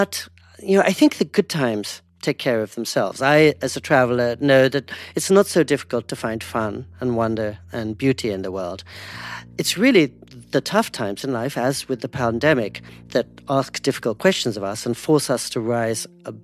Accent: India; I'm Indian

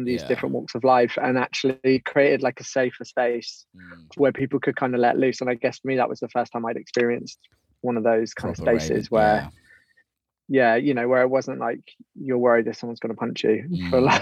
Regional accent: Torquay, South West England, United Kingdom; From Torquay.

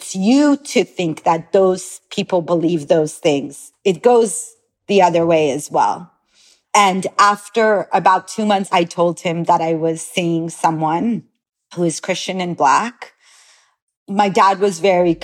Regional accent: Los Angeles, California, United States; moved away as an adult; also born or lived in Iran / Tel Aviv, Israel; I grew up in Los Angeles, California, but I was born in Iran

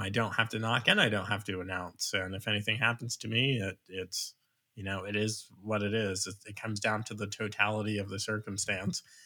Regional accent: Long Island, New York, United States; now in Virginia, United States; I'm actually from Long Island

